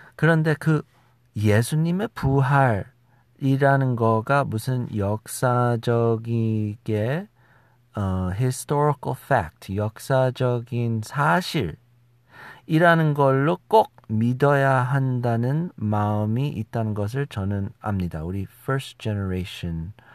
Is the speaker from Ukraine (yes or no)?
no; United States; Korean is a second language; also born or lived in South Korea; 제가 우리 미국에서 자라난 아, 2세쯤 되는 사람이라는 것이죠